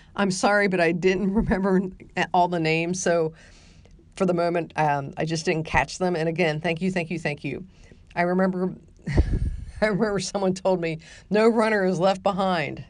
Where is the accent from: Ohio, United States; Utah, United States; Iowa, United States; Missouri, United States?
Ohio, United States; now in San Antonio, United States; growing up in Ohio